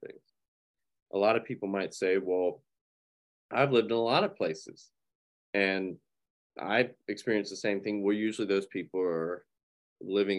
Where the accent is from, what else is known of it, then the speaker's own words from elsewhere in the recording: North Carolina, United States; moved away as an adult; now in Hillsdale, United States; the city that I grew up in North Carolina